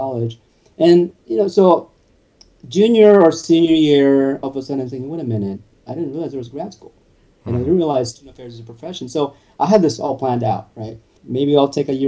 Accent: Salinas, California, United States; also born or lived in Monterey; I grew up in Salinas and Monterey area

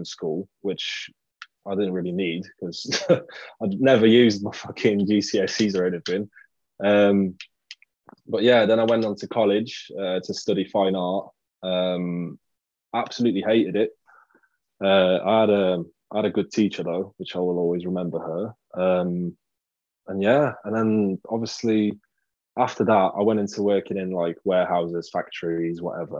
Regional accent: Poland; moved away; the place I grew up in Poland, it was like a kind of like a rough little town

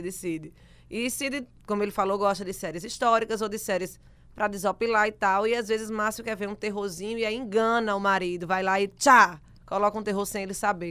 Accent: Rio Grande do Norte, Brazil; volto pro meu Rio Grande do Norte

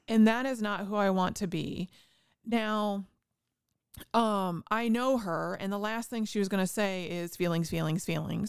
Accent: Indiana, United States; I grew up in Indiana

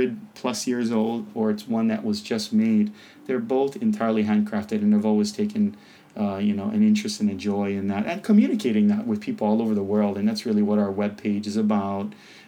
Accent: Hawaii, United States; also born or lived in Japan; being born and raised in Hawaii

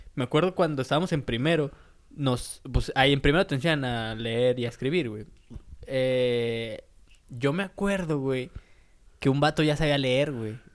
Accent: San Luis Potosí, Mexico; fuimos a San Luis, güey, eh, a la capital, y pues ahí hay más tiendas que, de donde yo soy

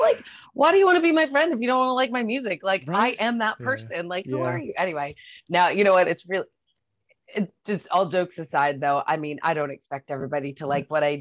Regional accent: Haynesville, New Brunswick, Canada; also born or lived in Calgary / Toronto; So I grew up just outside of Fredericton in a mm-hmm. place called Crab Mountain.

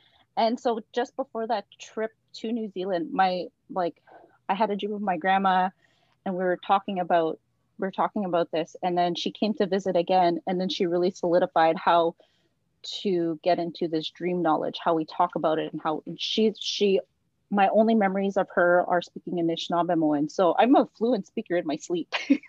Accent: Wiikwemkoong, Ontario, Canada; now in Peterborough, Canada; I'm from the Thunderbird clan, and I'm from Wiki, and I'm currently living in Peterborough while I go to school to finish my PhD.

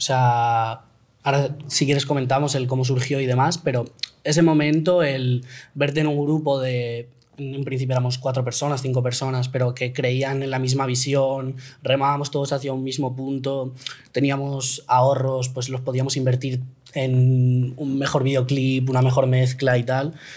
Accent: Valencia, Valencian Community, Spain; Somos los cinco de Valencia

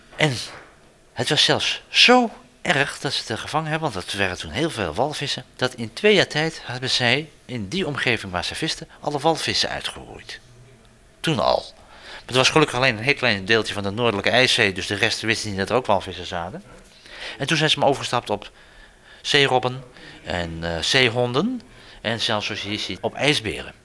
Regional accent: Zeeland, Netherlands; wij als Zeeuwen

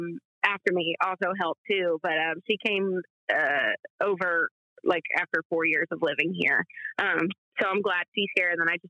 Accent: Atoka, Tennessee, United States; moved away as an adult; now in Nashville, United States; So, well, I say I'm from Memphis just because nobody knows Atoka. you know, I was 45 minutes out of that city in like a little town with one Kroger and a movie theater with a broken sign. I graduated with 50 in my high school class. We were a very small town.

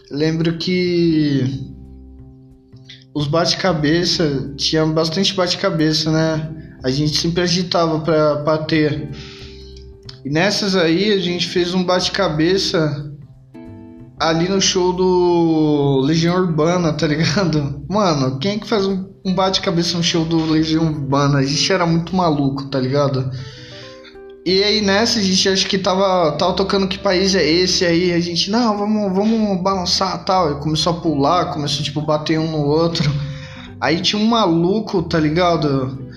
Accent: São Mateus, Brazil; E Tipo assim, eu sou de São Mateus, né? Quem, quem tá ouvindo já, já tá ligado na, na parada, mas quem não é de São Mateus, mano, é tipo assim, a gente fazia praticamente os mesmos rolês, trombava as mesmas pessoas

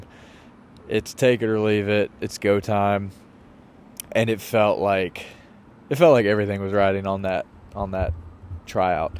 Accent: Richmond, Virginia, United States; now in New York City, United States; I grew up in Richmond

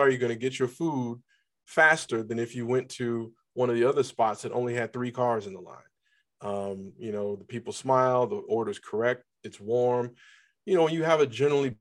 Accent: Cleveland, Ohio, United States; moved away as an adult; now in Atlanta, United States; I'm originally from Cleveland, Ohio. I live in Atlanta, Georgia.

